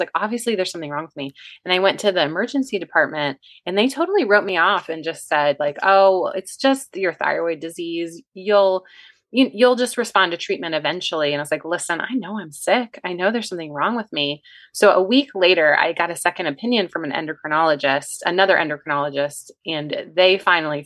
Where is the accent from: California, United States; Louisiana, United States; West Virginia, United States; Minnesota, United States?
West Virginia, United States; now in Virginia, United States; I'm from West Virginia originally